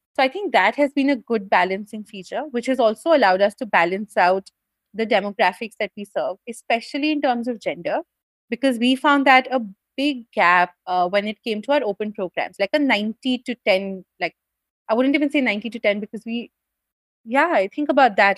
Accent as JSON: {"language": "English", "country": "India", "said": "an upper caste person from a Hindu family in India"}